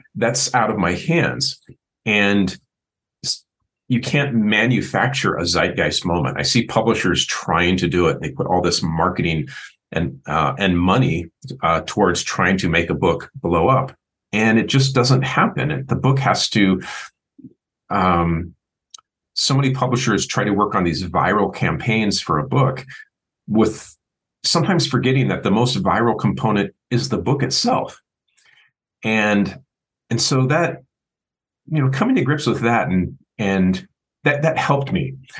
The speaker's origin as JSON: {"language": "English", "town": "Seattle", "region": "Washington", "country": "United States", "tie": "born or raised there", "said": "the 80s was easy because that's the era I grew up in in Seattle"}